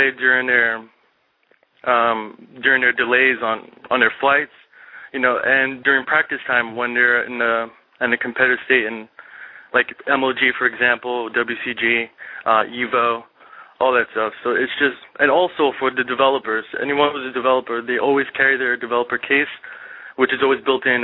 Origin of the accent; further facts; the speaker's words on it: New York, United States; I'm from New York